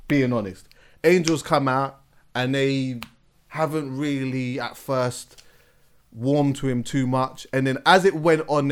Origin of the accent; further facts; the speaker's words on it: England, United Kingdom; I'm here from England